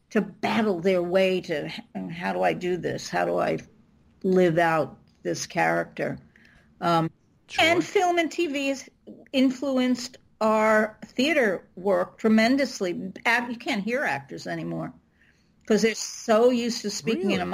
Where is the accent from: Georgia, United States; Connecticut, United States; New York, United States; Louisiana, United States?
New York, United States; I'm from New York, and they they say Jeet